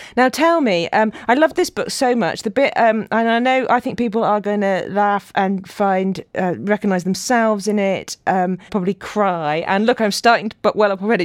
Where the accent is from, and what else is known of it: Yorkshire and the Humber, United Kingdom